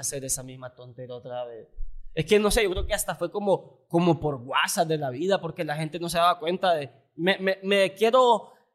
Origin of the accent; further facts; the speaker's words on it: Tegucigalpa, Francisco Morazán, Honduras; somos capitalinos